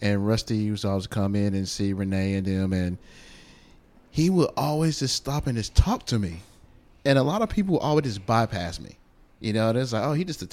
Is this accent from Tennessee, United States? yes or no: yes; Nashville, Tennessee, United States; I'm from Nashville.